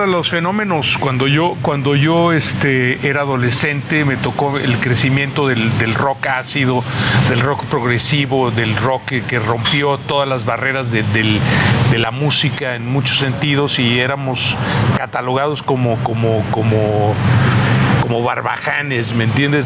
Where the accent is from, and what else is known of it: Mexico